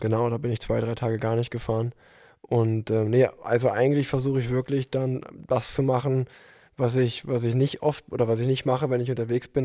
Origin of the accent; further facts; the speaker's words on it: Unna, North Rhine-Westphalia, Germany; moved away as an adult; now in Cologne, Germany; obwohl ich jetzt schon vier Jahre in Köln wohne, ähm, komme ich gebürtig aus Unna.